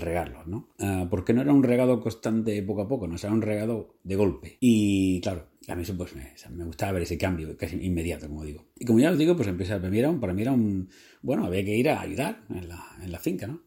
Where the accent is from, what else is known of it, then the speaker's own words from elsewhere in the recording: Murcia, Region of Murcia, Spain; moved away as an adult; now in Brisbane, Australia; Yo me crié en, en Murcia